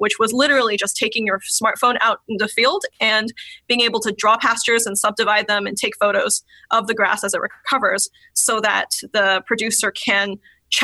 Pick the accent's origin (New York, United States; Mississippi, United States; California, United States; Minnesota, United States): California, United States; I'm from California